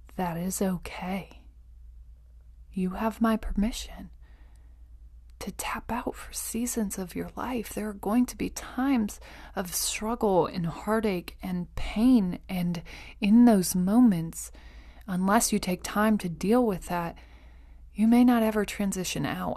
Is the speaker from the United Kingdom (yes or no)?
no; Iowa, United States; I grew up basically on Iowa Public Television.